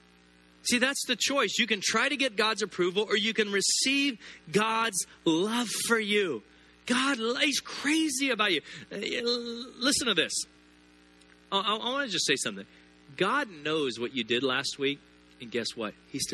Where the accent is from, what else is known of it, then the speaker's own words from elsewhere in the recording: the South, United States; I grew up in the South, Southern Baptist